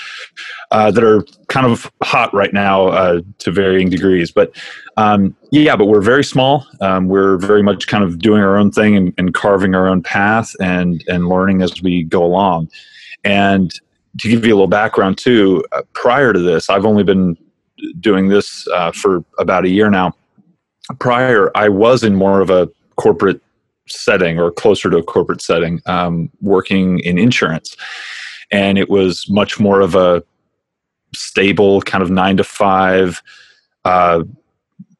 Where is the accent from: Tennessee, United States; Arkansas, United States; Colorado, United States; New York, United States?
Tennessee, United States; moved away as an adult; also born or lived in Notre Dame, Indiana; now in California, United States; I came to Notre Dame after growing up in Tennessee. I lived out in a rural area